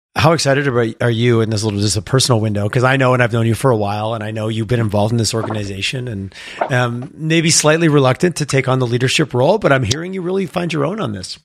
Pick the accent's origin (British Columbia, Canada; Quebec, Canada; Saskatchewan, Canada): Quebec, Canada; now in Alberta, Canada; I'm from Quebec and I spent time there